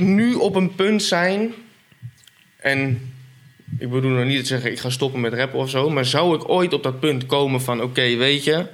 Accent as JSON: {"language": "Dutch", "town": "Apeldoorn", "region": "Gelderland", "country": "Netherlands", "said": "Ik kom uit Apeldoorn, 24, bijna 25, inmiddels vader"}